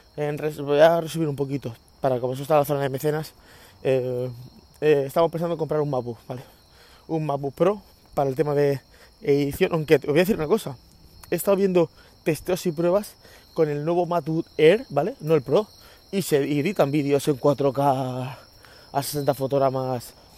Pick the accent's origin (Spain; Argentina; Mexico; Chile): Spain; los españoles comemos pan